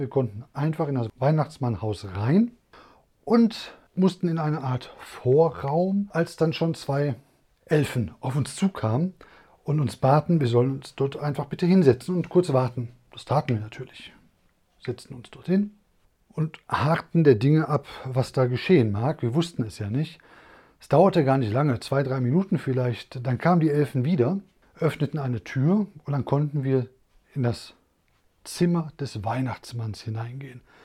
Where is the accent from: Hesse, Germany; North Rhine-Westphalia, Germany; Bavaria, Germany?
North Rhine-Westphalia, Germany; Essen; wir kommen aus Essen